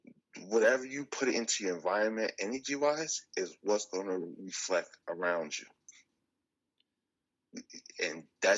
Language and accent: English; Newark, New Jersey, United States; Yes. I'm from Newark, New Jersey.